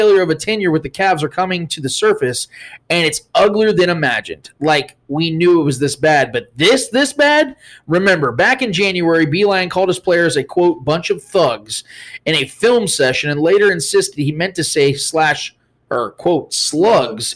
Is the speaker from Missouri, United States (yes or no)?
yes; Kansas City, Missouri, United States; it's my hometown